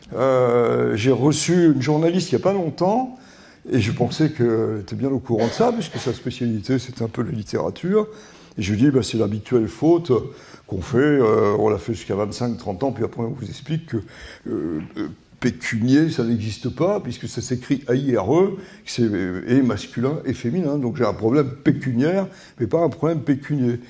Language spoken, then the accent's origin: French; Vichy, Auvergne-Rhône-Alpes, France; j'ai passé toute mon enfance à Vichy